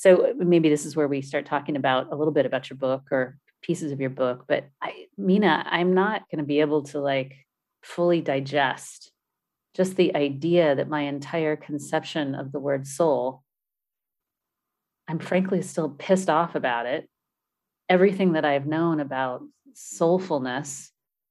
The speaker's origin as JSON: {"language": "English", "area": "San Francisco Bay Area", "region": "California", "country": "United States", "said": "I'm from the San Francisco Bay Area"}